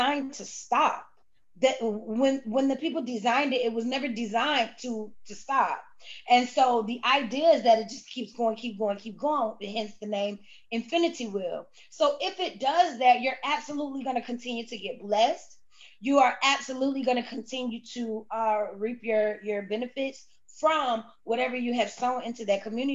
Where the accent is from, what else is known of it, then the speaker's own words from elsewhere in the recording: Cocoa, Florida, United States; I'm from Cocoa, Florida, okay? I'm from Brevard County, 321, Chocolate City, Countdown County.